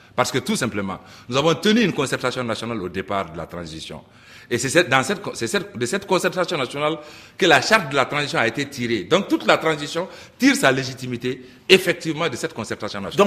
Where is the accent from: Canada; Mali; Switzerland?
Mali; chez nous, au Mali